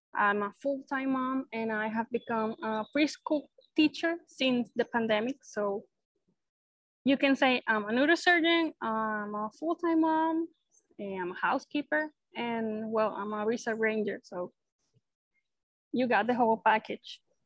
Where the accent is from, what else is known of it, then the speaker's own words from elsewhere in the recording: Maracay, Aragua, Venezuela; I was born and raised here in Venezuela. So I've been living here in Maracay my whole life.